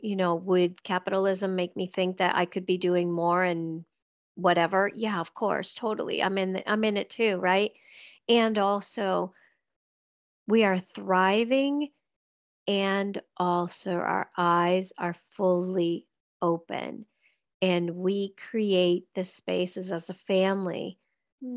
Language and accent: English; Venezuela; moved away; when i left venezuela